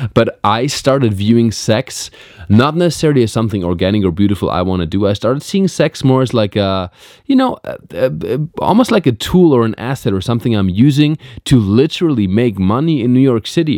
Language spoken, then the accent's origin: English; Black Forest, Baden-Württemberg, Germany; moved away as an adult; now in Los Angeles, United States; I'm in Germany. I'm in my hometown.